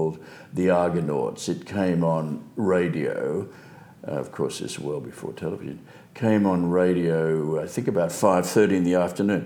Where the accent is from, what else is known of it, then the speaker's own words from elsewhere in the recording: Sydney, New South Wales, Australia; I was born in Belmore in Sydney when there were dairy farms around that area.